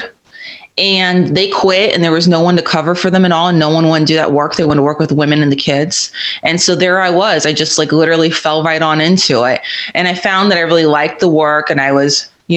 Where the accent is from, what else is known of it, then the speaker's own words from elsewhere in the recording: Florida, United States; moved away as an adult; I grew up in Florida, and I love that state